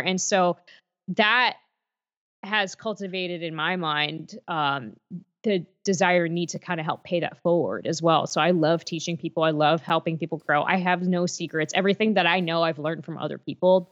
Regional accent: Lancaster, Pennsylvania, United States; moved away as an adult; also born or lived in Allentown, Pennsylvania / Bethlehem, Pennsylvania; now in Nashville, United States; I grew up in Lancaster, Pennsylvania. Uh, in Amish country

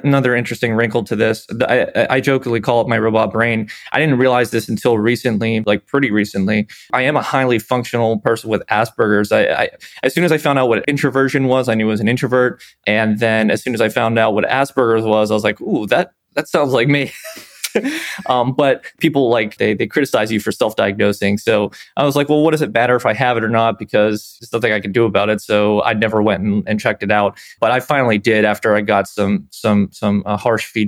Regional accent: Pennsylvania, United States; I was from Pennsylvania originally.

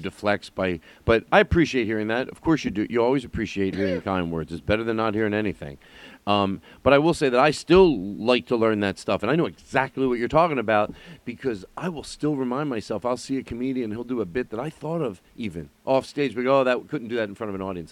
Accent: Philadelphia, Pennsylvania, United States; moved away; I'm from Philly

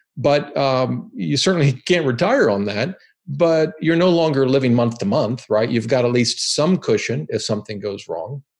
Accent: Ohio, United States; moved away as an adult; also born or lived in Boston; now in Virginia, United States; I grew up in Ohio

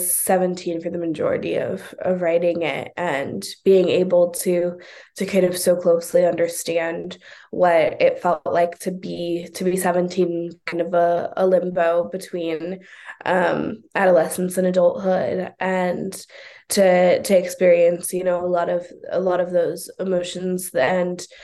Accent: Oakland, California, United States; I'm born and raised in Oakland. I still live in Oakland

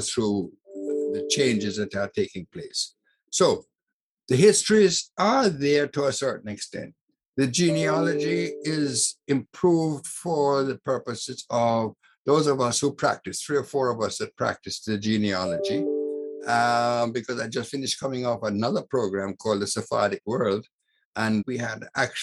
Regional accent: Morant Bay, Saint Thomas Parish, Jamaica; I come from Morant Bay. I'm not a Kingstonian. I am Morant Bay, St. Thomas born Jamaican, and proud of it.

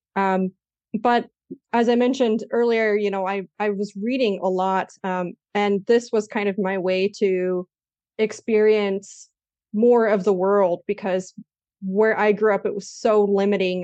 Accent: United States; moved away as an adult; also born or lived in Spain; now in Germany; I'm American

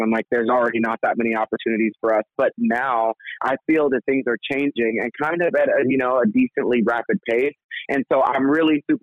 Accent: Texas, United States; the neighborhood that I was raised in Texas

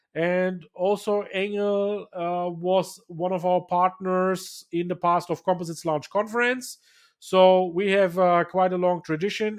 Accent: Bayreuth, Bavaria, Germany; here in Bayreuth, in my hometown

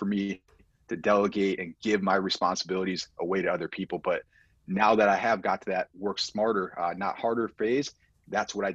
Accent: Buffalo, New York, United States; we're from Buffalo, New York

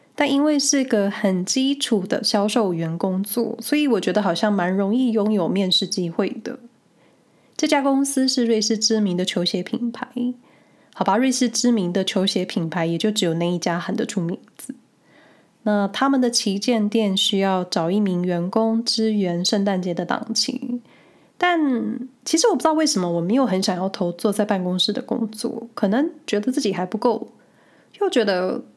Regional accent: Taiwan; moved away as an adult; now in Switzerland; 过去在台湾

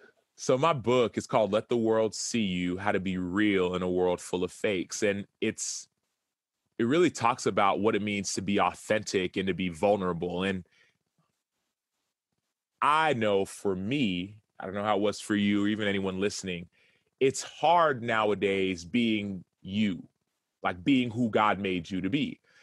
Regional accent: Dallas, Texas, United States; And I'm from Dallas.

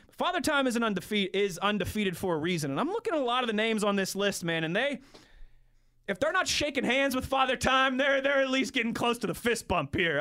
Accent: Pittsburgh, Pennsylvania, United States; moved away as an adult; also born or lived in West Virginia; I'm from Pittsburgh. I came to school here.

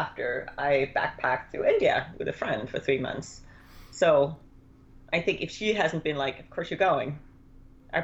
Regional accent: Denmark; moved away; I grew up in Denmark

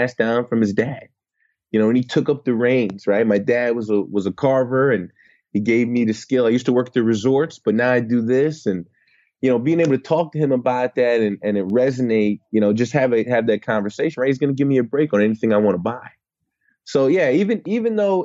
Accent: United States

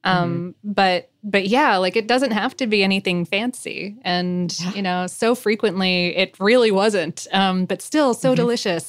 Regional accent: India; As an Indian, back then, it was kind of a really big deal because Indians don't usually eat beef for cultural and religious reasons.

